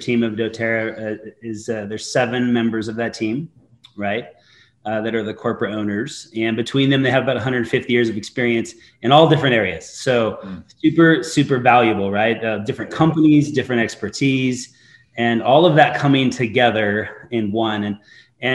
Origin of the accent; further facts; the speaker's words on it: Eastern Idaho, United States; I grew up in Eastern Idaho